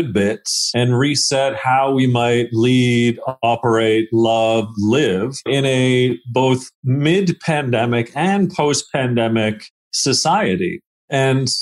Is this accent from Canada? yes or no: yes; Hamilton, Ontario, Canada; also born or lived in England; I grew up in the southern Ontario hemisphere